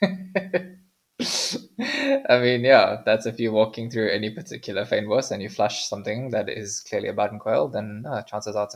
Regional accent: South Africa; we as South African birders

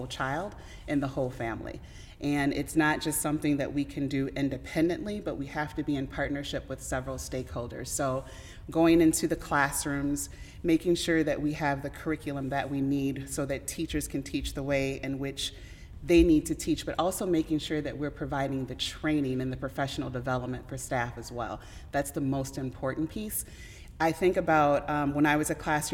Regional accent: Madison, Wisconsin, United States; also born or lived in Marks, Mississippi; I am from Madison, but I was actually born in Marks, Mississippi

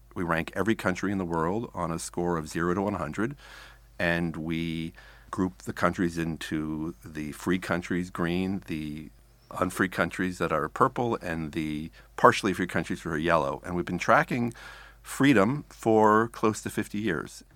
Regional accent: United States; as an American

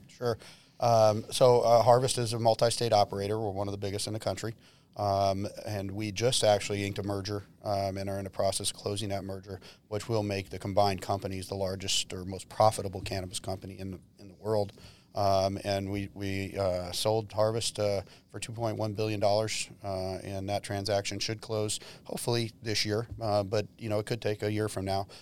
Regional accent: Modesto, California, United States; moved away; I grew up in Modesto

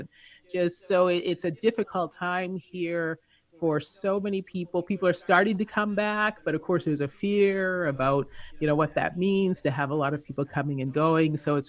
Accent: California, United States; now in Las Vegas, United States; Yeah, I am in Las Vegas right now. I am actually from Southern California

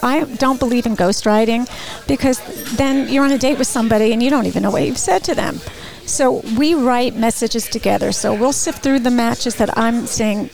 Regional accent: Bergen County, New Jersey, United States; moved away as an adult; also born or lived in Ithaca, New York; Born and raised in New Jersey

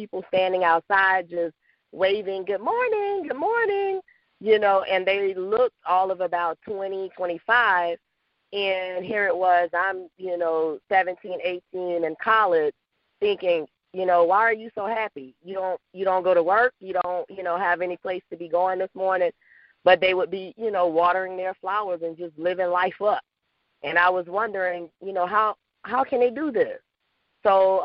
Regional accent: Louisiana, United States; now in Atlanta, United States; I am originally from Louisiana, but I reside now in Atlanta, Georgia

